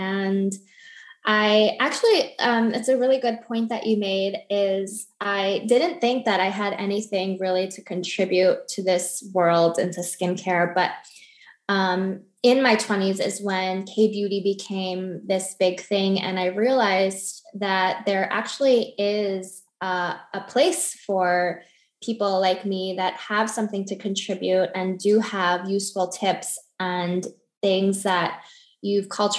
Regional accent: New York, United States; moved away as an adult; also born or lived in Miami, Florida; now in Weston, Florida, United States; I'm originally from New York.

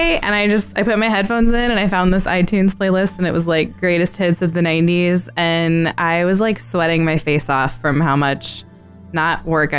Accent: United States; I'm from America. It's Dvorak.

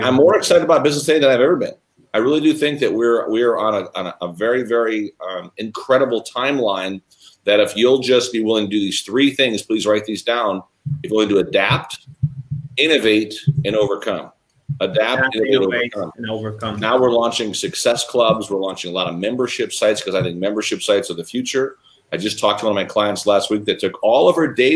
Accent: Chicago, Illinois, United States; I was born and raised in Chicago

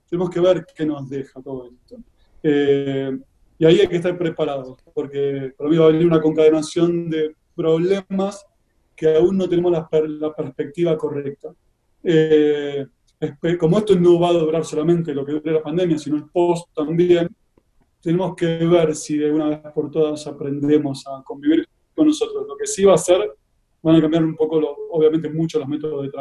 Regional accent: Argentina; moved away as an adult; also born or lived in Santiago, Chile; now in Madrid, Spain; si anteriormente estuve radicado también en Chile durante dos años y obviamente nací y trabajé en Argentina muchos años y después ya la última etapa mm, en Madrid.

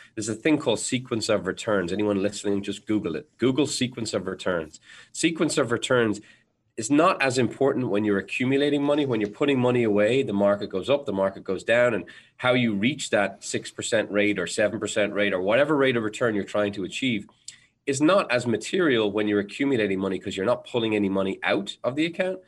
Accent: Ireland; I'm Irish, so we're naturally bred to constantly be worried about things.

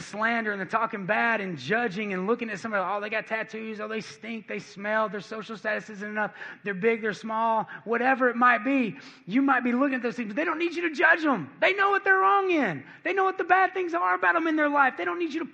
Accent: Cleveland, Tennessee, United States; moved away; I'm from Cleveland, Tennessee.

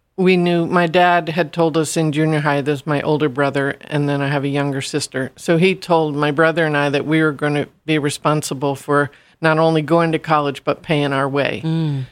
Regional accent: Stratford, Connecticut, United States; in my hometown of Stratford.

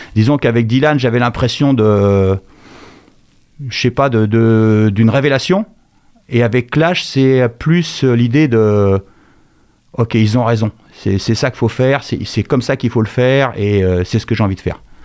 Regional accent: Angers, Pays de la Loire, France; also born or lived in Bourges; je suis né à Bourges en 1964 et je suis arrivé à Angers en 1970.

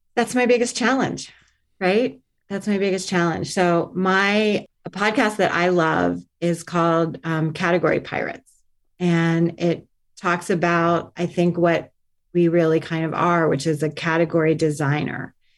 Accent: Miami, Florida, United States; also born or lived in Stanford / New York; now in Los Angeles, United States; I grew up in Miami

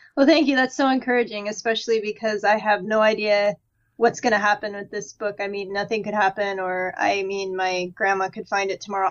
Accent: Midwest, United States; growing up in the Midwest

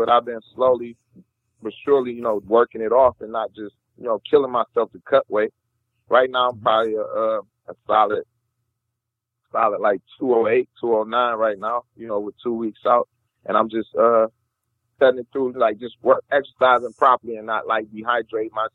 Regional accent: the South, United States; I grew up in the South, so I used to fish

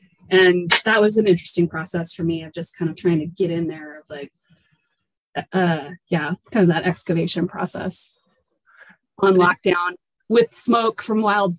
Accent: Seattle, Washington, United States; I grew up in the Seattle area.

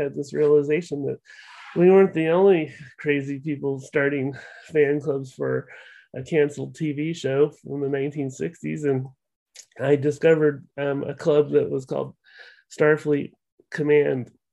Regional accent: Eugene, Oregon, United States; Eugene, Oregon, which is my hometown

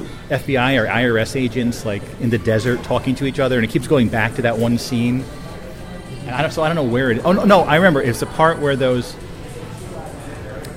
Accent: New Jersey, United States; I grew up in New Jersey

